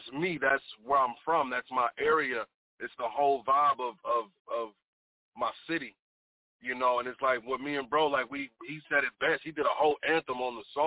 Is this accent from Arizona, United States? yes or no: no; Kansas City, Missouri, United States; I'm from Kansas City, Missouri. You know, the 816